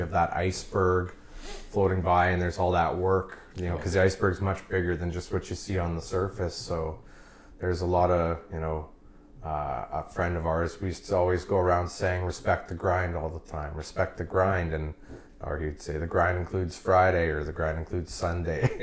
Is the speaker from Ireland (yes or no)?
no; Oakbank, Manitoba, Canada; now in Winnipeg, Canada; I grew up in Oak Bank. So I was like a country boy.